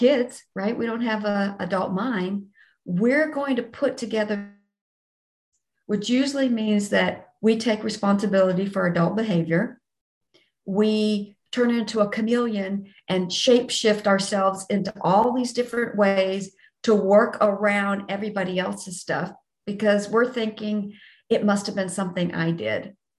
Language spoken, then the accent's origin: English; Texas, United States; I'm from Texas